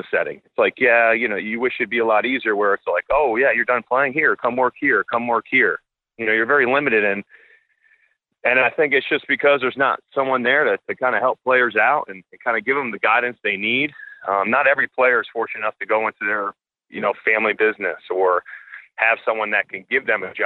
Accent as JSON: {"language": "English", "town": "Schenectady", "region": "New York", "country": "United States", "tie": "born or raised there", "said": "My home house in my hometown of Schenectady, New York, where I grew up"}